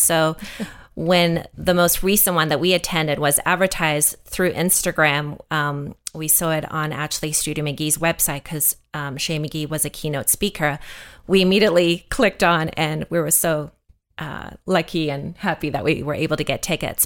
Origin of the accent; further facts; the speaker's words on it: South Africa; moved away; I'm actually from South Africa, so growing up in South Africa, there was not a lot of T V. And when I first immigrated